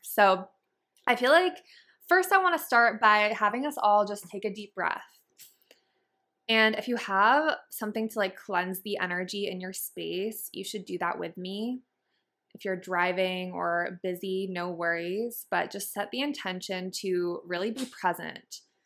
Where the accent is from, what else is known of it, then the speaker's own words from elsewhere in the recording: Massachusetts, United States; now in San Diego, United States; I grew up in Massachusetts in a really small town